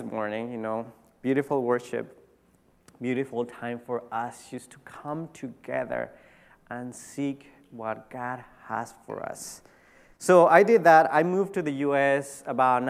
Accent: Tijuana, Baja California, Mexico; I grew up in Tijuana, Mexico

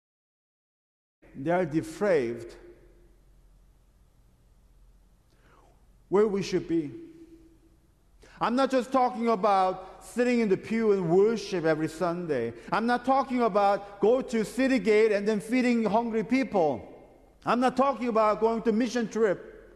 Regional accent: South Korea; now in United States; my home country, Korea

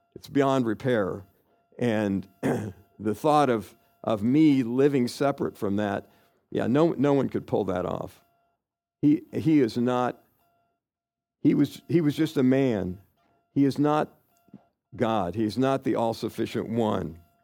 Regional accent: Kansas, United States; I grew up in Kansas

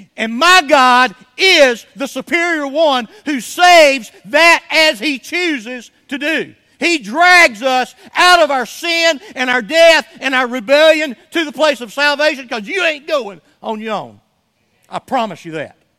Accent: United States; to Chattanooga, Tennessee, to Rome, Georgia, the other kind of, you know, mid-sized cities adjacent to my hometown

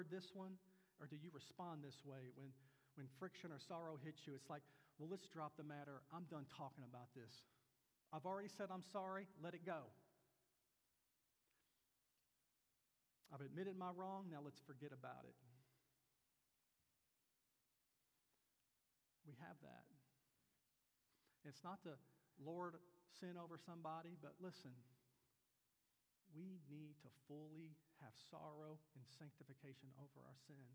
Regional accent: Kentucky, United States; moved away; I was very lucky to grow up in the family I grew up in the church I grew up in back in Kentucky

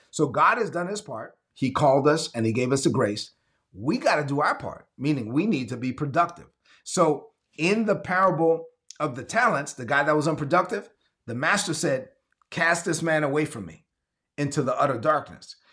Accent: New York City, New York, United States; When I was growing up in Brooklyn, I'm Dominican. I'm the first of my family born in, in this country

